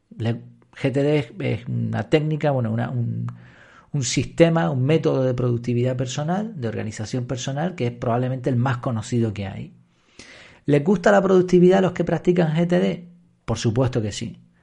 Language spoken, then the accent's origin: Spanish; Madrid, Community of Madrid, Spain; Yo, por ejemplo, nací en Madrid